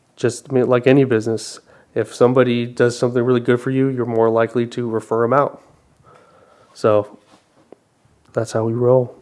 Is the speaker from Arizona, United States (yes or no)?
yes; Arizona, United States; I was born uh, in Arizona born and raised